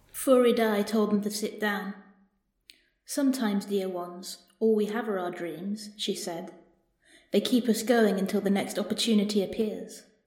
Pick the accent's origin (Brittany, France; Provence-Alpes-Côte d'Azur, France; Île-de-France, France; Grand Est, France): Brittany, France; growing up in Brittany